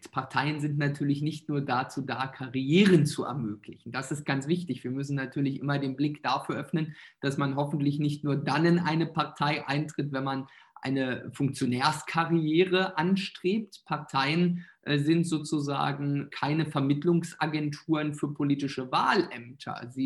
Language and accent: German; eastern Germany, Germany; ich komme ja aus Ostdeutschland, habe ja einen ostdeutschen Wahlkreis